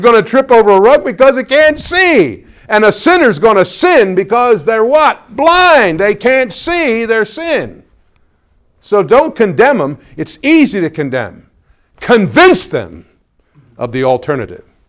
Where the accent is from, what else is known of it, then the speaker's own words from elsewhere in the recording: Pennsylvania, United States; moved away; go up now to Pennsylvania and I go to my hometown